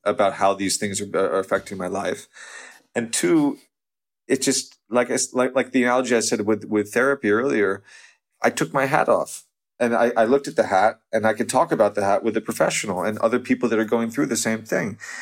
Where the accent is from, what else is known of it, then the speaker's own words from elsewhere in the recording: outside New York, United States; moved away as an adult; also born or lived in Los Angeles; whole childhood, I grew up outside New York